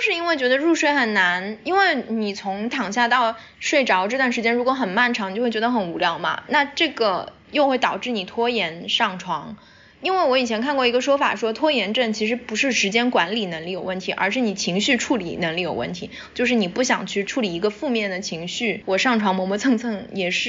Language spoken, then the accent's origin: Chinese; China; moved away; 我也是前些年回国实习了一次之后，